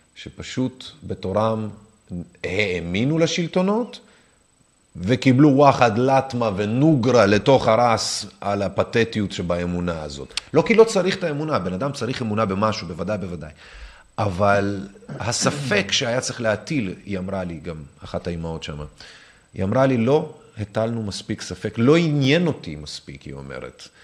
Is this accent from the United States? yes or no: no; Minsk, Belarus; now in Israel; אני יודע רוסית ונולדתי במינסק בלרוס